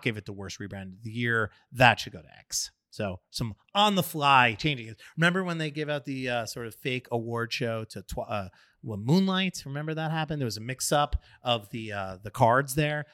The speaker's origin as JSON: {"language": "English", "region": "New York", "country": "United States", "said": "a New Yorker who loves his pizza"}